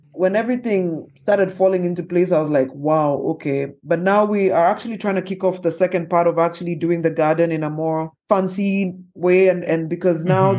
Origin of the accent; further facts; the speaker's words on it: Kenya; as a Kenyan entrepreneur, as a woman